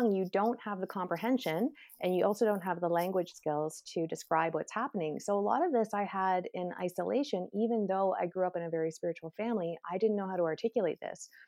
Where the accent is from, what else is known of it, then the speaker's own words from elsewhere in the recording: Canada; I'm Canadian